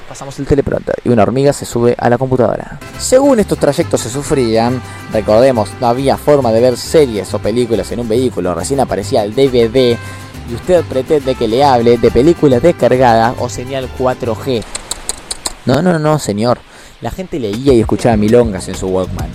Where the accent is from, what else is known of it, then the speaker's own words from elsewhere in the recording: Buenos Aires, Argentina; Como argentino, actualmente nacido y habitando en la ciudad porteña